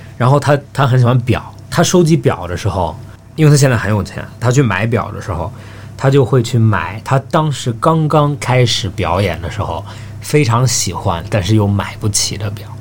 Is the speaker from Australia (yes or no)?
yes; Australia; moved away; 我小时候在澳大利亚长大的